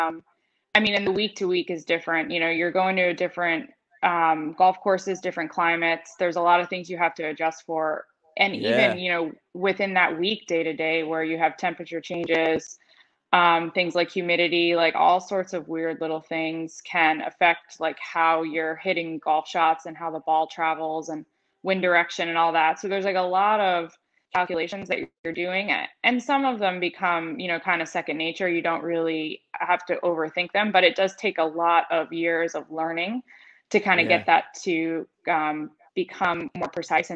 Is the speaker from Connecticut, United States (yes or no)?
no; New Jersey, United States; I grew up in New Jersey